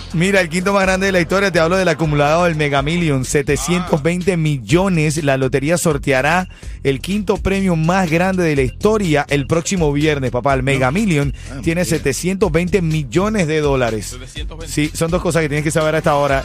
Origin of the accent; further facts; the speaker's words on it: Venezuela; como hermano venezolano